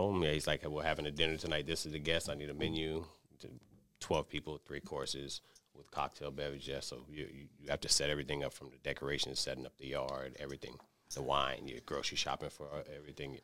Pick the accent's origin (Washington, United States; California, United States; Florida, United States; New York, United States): Florida, United States; Miami; born and raised in Miami, Florida